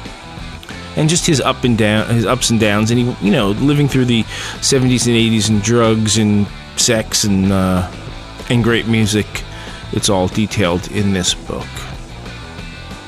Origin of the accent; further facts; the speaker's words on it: New York City, New York, United States; a kid growing up in New York City